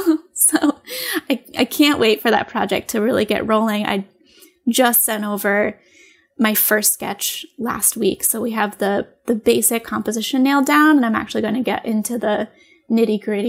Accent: New York, United States; moved away as an adult; also born or lived in Maine / Michigan / Oregon; in New York in my hometown

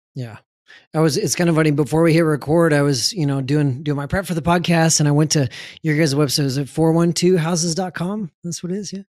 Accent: San Antonio, Texas, United States; I grew up in San Antonio

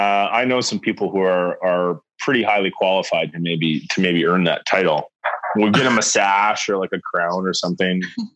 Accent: Foam Lake, Saskatchewan, Canada; I'm from Foam Lake. you know, family has been farming between there and where my dad's hometown is Kyle, Saskatchewan for you know, basically 100 years.

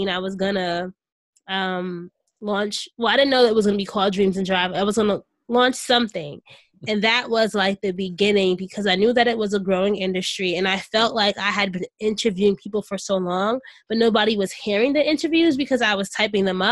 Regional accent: Orange, New Jersey, United States; my hometown of Orange, New Jersey

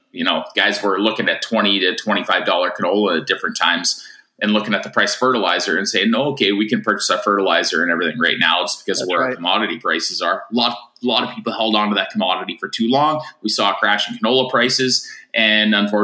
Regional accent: Tufnell, Saskatchewan, Canada; also born or lived in Maple Creek, Saskatchewan; I'm from, a tiny little town called Tufnell, Saskatchewan, where I grew up. I was born in Maple Creek

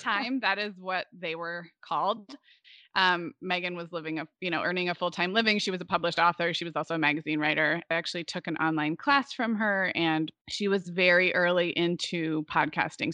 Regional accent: Santa Barbara, California, United States; moved away as an adult; also born or lived in Oregon / Chicago; I was actually in kindergarten when my family moved to Santa Barbara

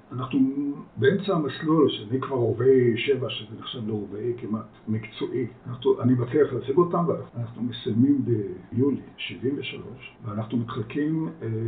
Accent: Kiryat Tiv'on, Haifa District, Israel; Hebrew is a second language; also born or lived in Netherlands; נולדתי בהולנד למשפחה לא יהודית, והגענו לארץ שאני, הגענו, לא עלינו, כשאני בגיל 6 לקריית טבעון, שנחשבה בזמנו לסביון של המדינה

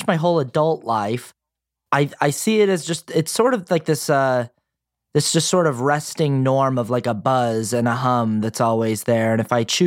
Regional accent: Sandy, Utah, United States; I grew up in Sandy, Utah, which is a suburb of Salt Lake City.

